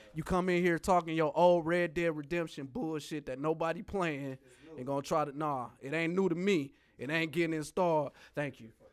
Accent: United States; I'm American.

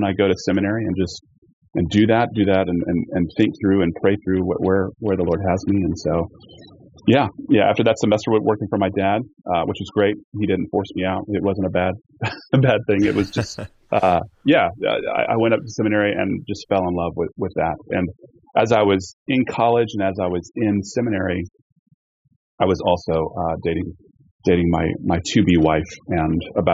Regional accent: Charleston, South Carolina, United States; moved away as an adult; now in Portland, United States; I grew up in Charleston, South Carolina

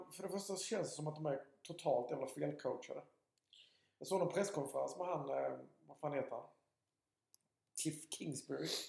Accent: Alvesta, Kronoberg County, Sweden; jag är inte från Sköldinge, jag är från Alvesta

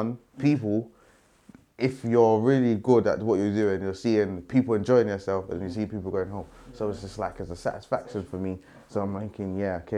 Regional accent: London, United Kingdom; I'm from South

